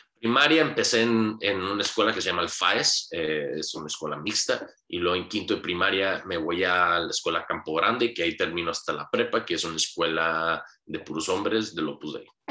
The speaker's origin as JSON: {"language": "Spanish", "town": "Hermosillo", "region": "Sonora", "country": "Mexico", "tie": "born or raised there", "said": "Nací en Hermosillo, Sonora, un 7 de mayo de 1992"}